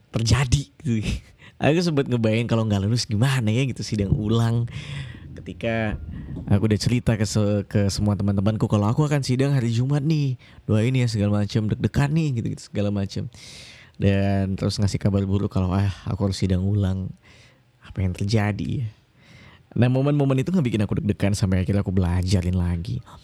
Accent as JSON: {"language": "Indonesian", "region": "Kalimantan", "country": "Indonesia", "lives_now": "Yogyakarta, Indonesia", "said": "Uh, aku kuliah di Yogyakarta, aku dari Kalimantan kebetulan."}